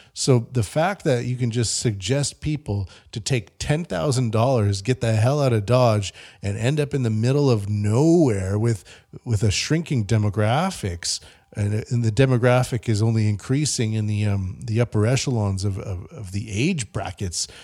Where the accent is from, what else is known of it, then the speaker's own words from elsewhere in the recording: Canada; moved away; I'm from Canada